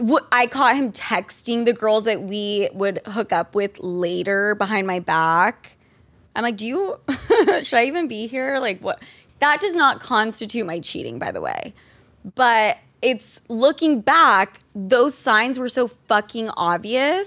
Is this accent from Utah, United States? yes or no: yes; Utah, United States; We are both from Utah.